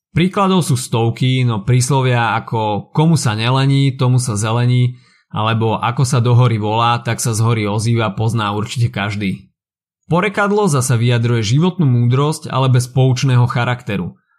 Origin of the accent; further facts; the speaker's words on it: Slovakia; Náš folklór je niečo, na čo sme ako Slováci mimoriadne hrdí.